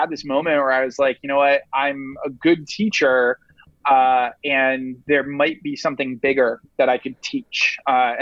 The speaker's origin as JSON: {"language": "English", "region": "Rhode Island", "country": "United States", "tie": "born or raised there", "moved": "yes", "lives_now": "New York City, United States", "said": "Rhode Island, which is the smallest state in the union."}